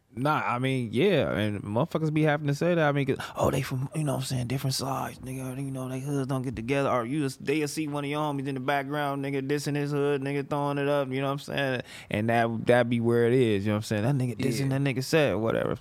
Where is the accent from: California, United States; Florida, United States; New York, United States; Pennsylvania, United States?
California, United States; Los Angeles; I'm from Fig to Vermont